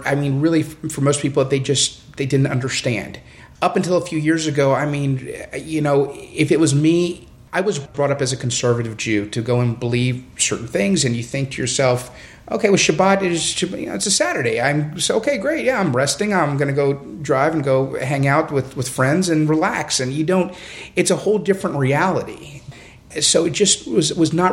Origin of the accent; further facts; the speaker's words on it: Houston, Texas, United States; I grew up here in Houston. My family has been in Houston since the late 1930s. I grew up here.